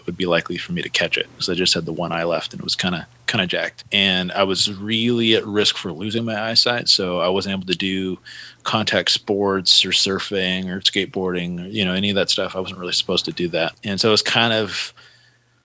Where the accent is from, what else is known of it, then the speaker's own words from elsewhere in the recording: Santa Cruz, California, United States; I was born in Santa Cruz, California